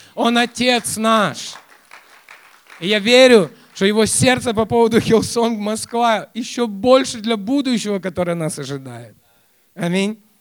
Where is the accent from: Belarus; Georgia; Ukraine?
Ukraine; Kyiv; я воспитывался, хотя я сам и родился в Киеве, но я воспитывался у моих родственников Э, в 200 километрах от Киева